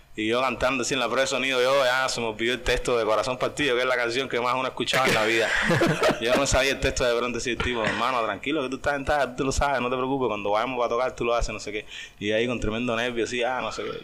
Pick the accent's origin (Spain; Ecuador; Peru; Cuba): Cuba; de Cuba